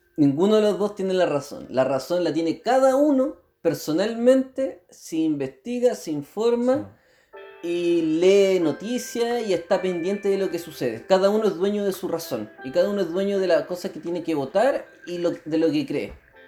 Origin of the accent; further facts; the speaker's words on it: Chile; en esta sociedad chilena